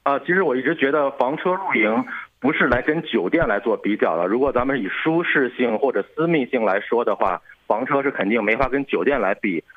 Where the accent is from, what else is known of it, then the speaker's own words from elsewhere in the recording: China; 尤其像我们中国人这种防范意识还是非常强的